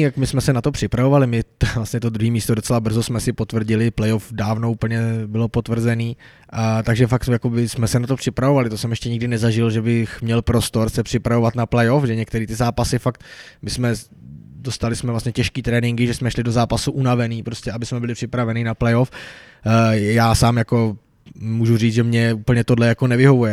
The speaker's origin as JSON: {"language": "Czech", "region": "Bohemia", "country": "Czechia", "said": "jsem tam byl snad jediný eh, člověk jako z větší dálky jako z Čech"}